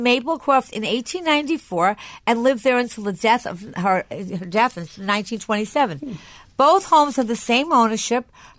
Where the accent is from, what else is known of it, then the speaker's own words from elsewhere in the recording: Long Island, New York, United States; since I'm from Long Island